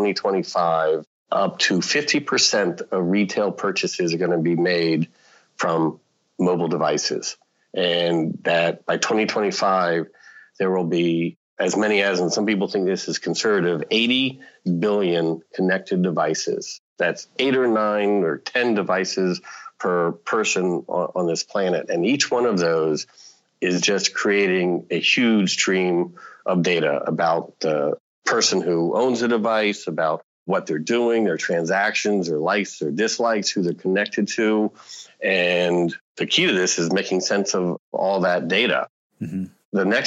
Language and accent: English; Washington, District of Columbia, United States; I grew up in the Washington, D.C. area, growing up with politics and everything